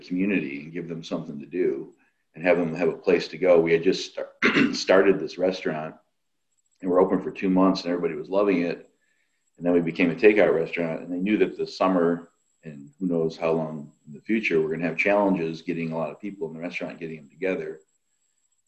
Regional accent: New York, United States; now in Illinois, United States; I'm originally from New York State

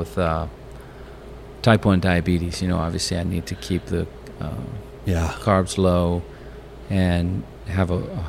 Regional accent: Pennsylvania, United States; moved away; I grew up, like I said, I grew up in Pennsylvania

